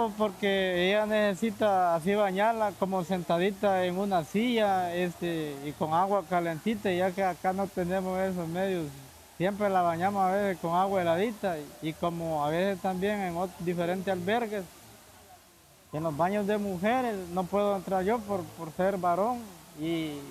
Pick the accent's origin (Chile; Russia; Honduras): Honduras; moved away as an adult; Bueno, yo salí de Honduras hace dos meses. La decisión mía, más que todo, salir de mi país es por la por la salud de mi niña